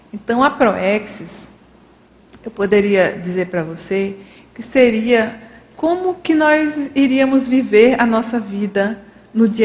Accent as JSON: {"language": "Portuguese", "town": "Irecê", "region": "Bahia", "country": "Brazil", "tie": "born there", "said": "eu nasci naque, em Irecê, Bahia, naquela família, né, com meu pai, a minha mãe"}